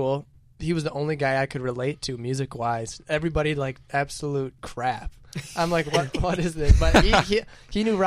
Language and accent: English; Michigan, United States; that's what we do in Michigan